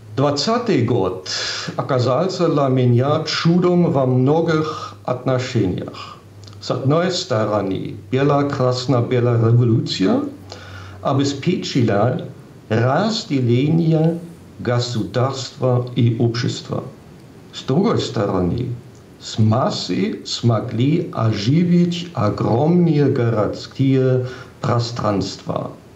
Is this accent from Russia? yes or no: no; Giessen, Hesse, Germany; Russian is a second language; мой родной город. Гисен совсем небольшой